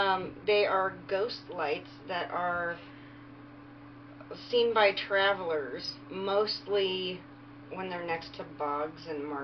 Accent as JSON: {"language": "English", "region": "England", "country": "United Kingdom", "said": "We did this based on our heritage. Okay. Wisps, I am English."}